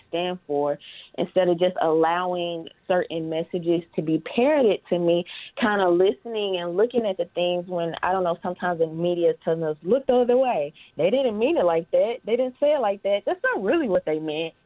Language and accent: English; Mississippi, United States; I'm from Mississippi, born and raised.